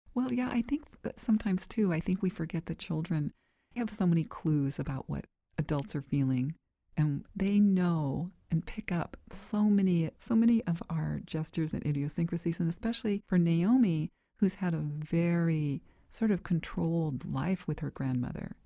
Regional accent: Bakersfield, California, United States; I grew up in Bakersfield, California

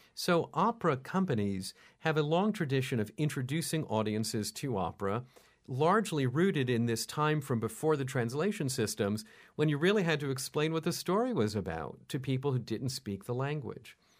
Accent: New York, United States; When I was a kid, I was brought up here in New York

